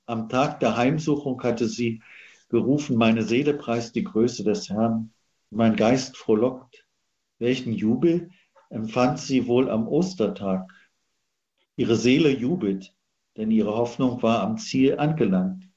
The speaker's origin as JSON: {"language": "German", "region": "Central Germany", "country": "Germany", "tie": "born or raised there", "said": "Ich bin ja geboren in Mitteldeutschland"}